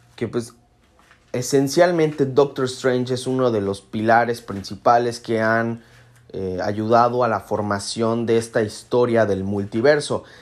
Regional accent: Mexico; yo conozco a mi gente, conozco a mi pueblo y México

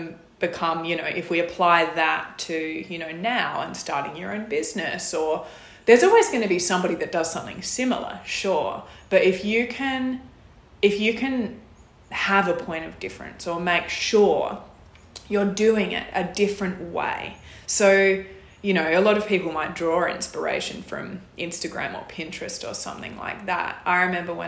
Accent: Whyalla, South Australia, Australia; I'm from South Australia, was born and grew up in Whyalla

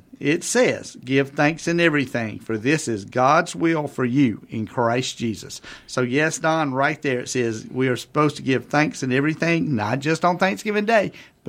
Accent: Alabama, United States; Growing up in Alabama on a farm, we were very traditional.

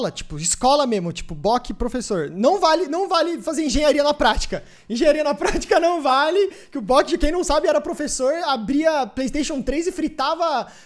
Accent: Sorocaba, São Paulo, Brazil; now in São Paulo, Brazil; Porque eu saí de Sorocaba, vim pra cá

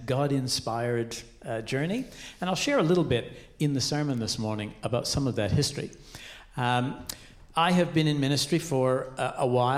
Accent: Canada; moved away as an adult; now in Australia; So I am Canadian. The accent betrays my heritage

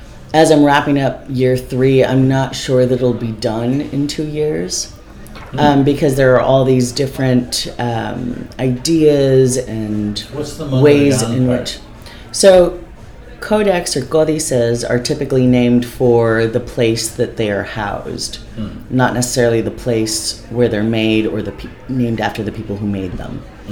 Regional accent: National City, California, United States; also born or lived in Tijuana, Mexico / Los Angeles, United States; I was born in National City.

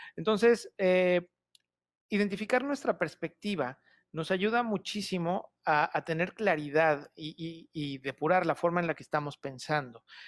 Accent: Toluca, State of Mexico, Mexico; soy originario de Toluca

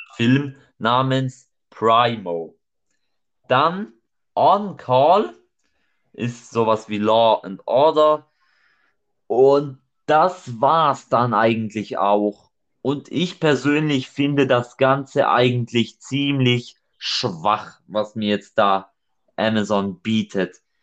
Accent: Germany; bei uns in Deutschland

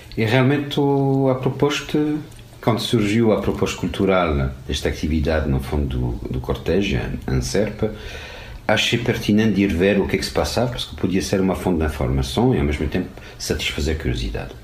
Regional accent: France; Portuguese is a second language; moved away as an adult; now in Portugal; Sou francês, cheguei pela primeira vez em 95 ao Portugal para um trabalho, vindo da França

